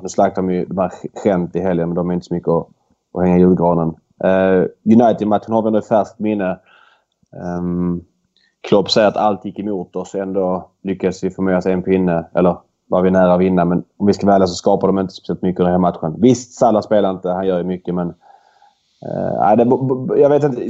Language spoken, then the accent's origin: Swedish; Malmö, Skåne, Sweden; jag är född i Malmö